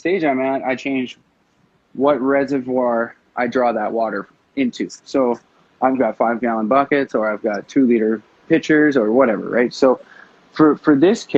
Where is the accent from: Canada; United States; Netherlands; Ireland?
Canada; As a Canadian